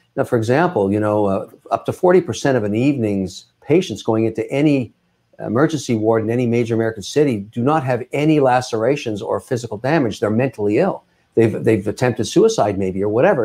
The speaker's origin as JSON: {"language": "English", "town": "Montreal", "region": "Quebec", "country": "Canada", "tie": "born or raised there", "moved": "as an adult", "lives_now": "Boston, United States", "said": "I was born in Montreal. I moved down to Boston in the nineties"}